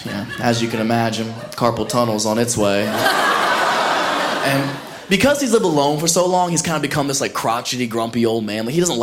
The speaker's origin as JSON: {"language": "English", "region": "Ohio", "country": "United States", "moved": "as an adult", "said": "I'm originally from Ohio. I don't know if anybody's ever made that mistake. I never go home. I left 10 years ago right after high school"}